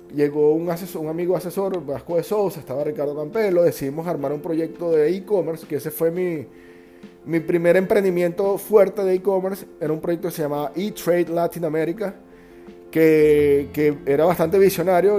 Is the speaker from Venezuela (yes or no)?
yes; Margarita Island, Nueva Esparta, Venezuela; also born or lived in Caracas; yo soy caraqueño, nací en Caracas a muy temprana edad, a los tres años mis padres deciden mudarse a Margarita